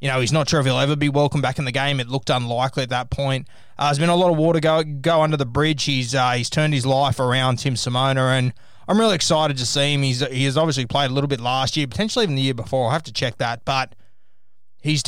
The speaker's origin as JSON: {"language": "English", "country": "Australia", "said": "being an Australian"}